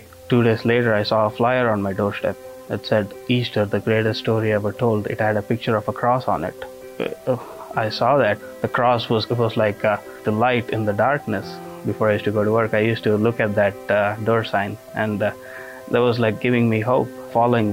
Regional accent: India; now in Hammond, United States; I was raised a Hindu in India

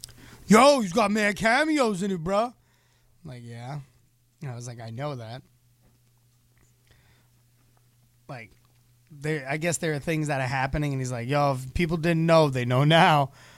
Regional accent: the South, United States; I'm from the South.

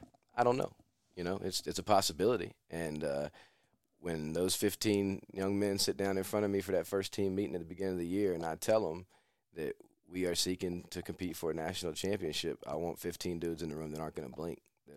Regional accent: Jacksonville, North Carolina, United States; my hometown of Jacksonville.

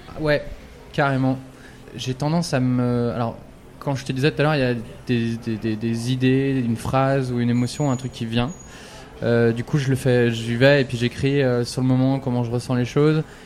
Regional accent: France; je suis français

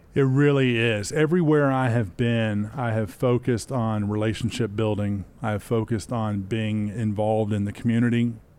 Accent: Spartanburg, South Carolina, United States; also born or lived in Charlotte, North Carolina; I grew up nearby in Spartanburg, South Carolina.

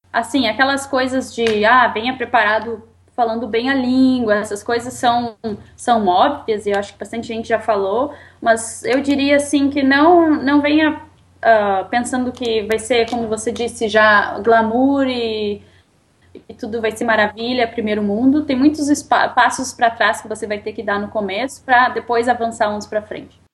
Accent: Rio Grande do Sul, Brazil; moved away as an adult; now in Canada; Nós dois somos gaúchos

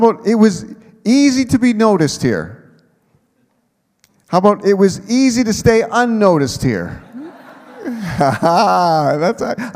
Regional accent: Manitoba, Canada; moved away as an adult; also born or lived in Nipawin, Saskatchewan; I had a home church growing up in Manitoba

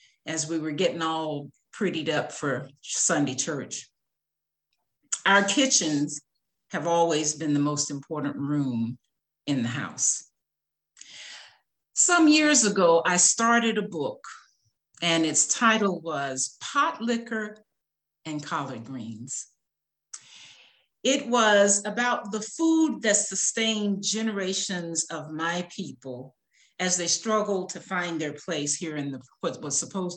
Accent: Jackson, Tennessee, United States; moved away as an adult; now in Vicksburg, United States; moved from Tennessee, which is my hometown, Jackson, Tennessee, to Vicksburg, Mississippi

